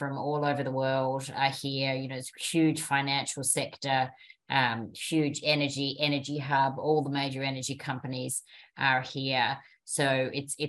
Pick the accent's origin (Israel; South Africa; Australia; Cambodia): Australia; moved away as an adult; also born or lived in Southeast Asia / North America; now in Dubai, United Arab Emirates; I'm obviously Australian